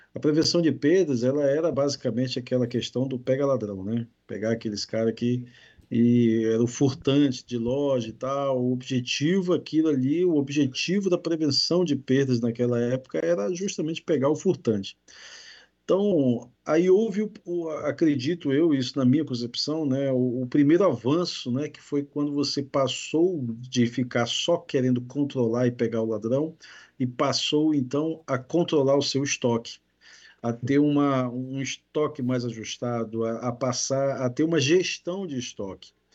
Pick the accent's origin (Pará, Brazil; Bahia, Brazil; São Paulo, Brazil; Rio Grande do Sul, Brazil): Pará, Brazil; Belém; now in Espírito Santo, Brazil; sou de Belém do Pará, lá do norte